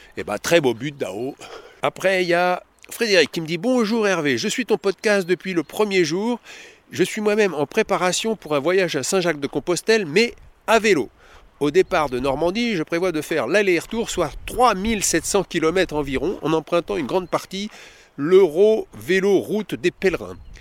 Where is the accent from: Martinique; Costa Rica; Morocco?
Costa Rica; moved away as an adult; now in France; Je viens de Costa Rica et de faire une école de cirque là-bas